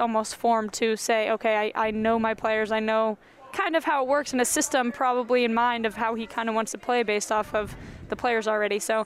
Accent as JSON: {"language": "English", "town": "Denver", "region": "Colorado", "country": "United States", "moved": "yes", "lives_now": "Kansas City, United States", "said": "my actual home, Denver."}